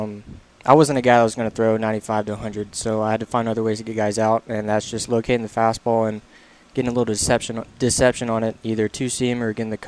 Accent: Birmingham, Alabama, United States; also born or lived in Mississippi; I was born in Mississippi when I was two or three, barely even had any memories. We moved to Birmingham

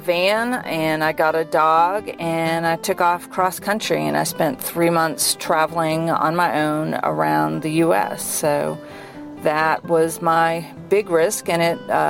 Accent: Boston, Massachusetts, United States; moved away as an adult; now in New Orleans, United States; I grew up around Boston

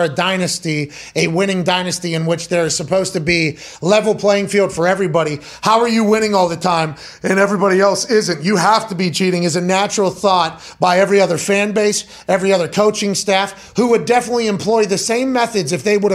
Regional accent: Pittsburgh, Pennsylvania, United States; also born or lived in West Virginia; now in Indianapolis, United States; Growing up in Pittsburgh, everybody in Pittsburgh hated New England

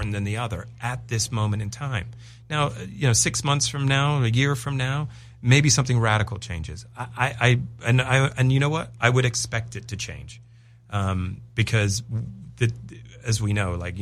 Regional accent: England, United Kingdom; moved away; I am English

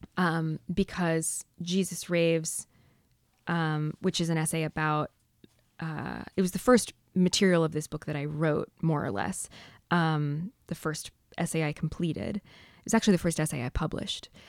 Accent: San Diego, California, United States; I grew up in San Diego in a sort of surf hamlet north of San Diego.

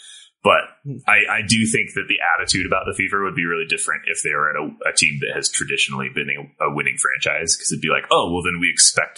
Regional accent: United States; As an American sports fan

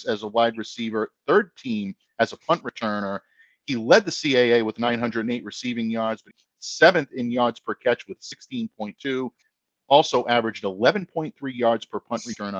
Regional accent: Rhode Island, United States; The great state, the ocean state, Rhode Island, my home state

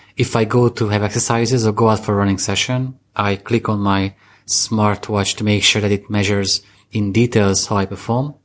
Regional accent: Eastern Hungary, Hungary; I come from Hungary, uh, I'm come fr, I come from the eastern part of, the Bronx of Hungary, that's how I call it

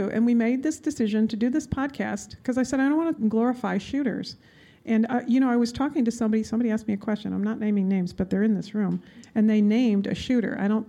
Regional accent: Midwest, United States; now in Washington, D.C., United States; I am from the Midwest, but live in Washington, D.C. area now.

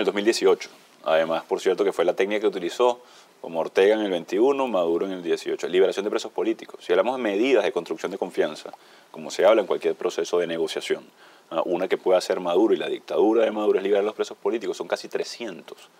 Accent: Venezuela; los venezolanos

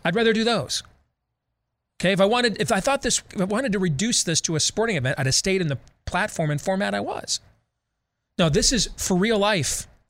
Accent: Michigan, United States; moved away; my home state of Michigan

